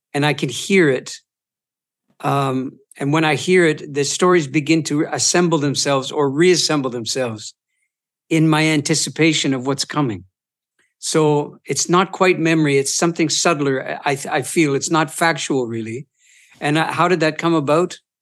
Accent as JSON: {"language": "English", "region": "Eastern Ontario", "country": "Canada", "tie": "born or raised there", "also_born_or_lived": "Boston", "moved": "yes", "said": "Eastern Ont, Ontario, uh, around the Great Lakes Basin"}